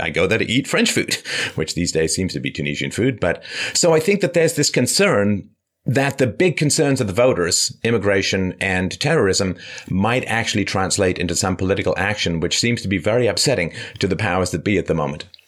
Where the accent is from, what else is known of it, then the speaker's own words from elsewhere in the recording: London, United Kingdom; I grew up in London